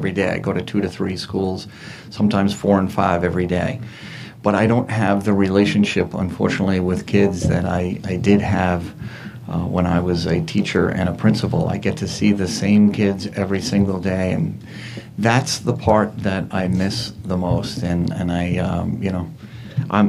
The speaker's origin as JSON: {"language": "English", "town": "Levittown", "region": "New York", "country": "United States", "tie": "born or raised there", "said": "I grew up in Levittown."}